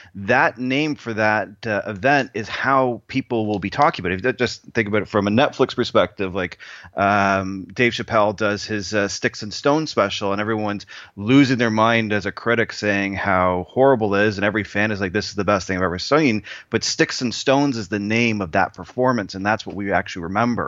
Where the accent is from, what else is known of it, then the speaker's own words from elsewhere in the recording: Canada; the one Canadian who actually doesn't know how to skate